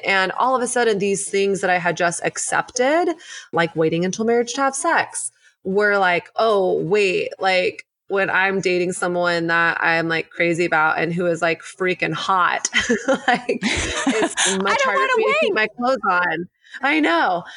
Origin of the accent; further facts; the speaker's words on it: the South, United States; moved away as an adult; now in New York City, United States; I grew up in the South.